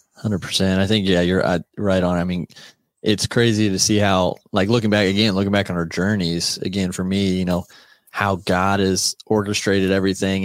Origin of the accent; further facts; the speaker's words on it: United States; We were from America